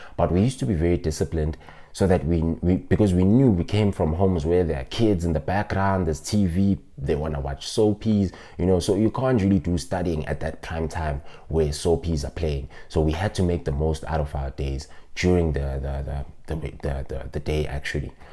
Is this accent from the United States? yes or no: no; South Africa; I'm from Ekasi, which we call a township